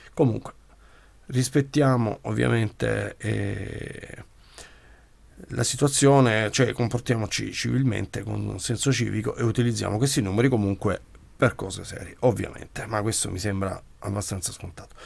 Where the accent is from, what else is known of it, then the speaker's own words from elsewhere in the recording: Brindisi, Apulia, Italy; come genitore, come pugliese, come brindisino e come italiano